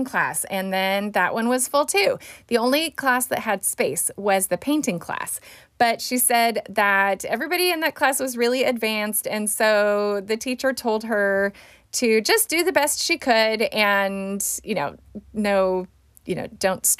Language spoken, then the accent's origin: English; Fresno, California, United States; my hometown here in Fresno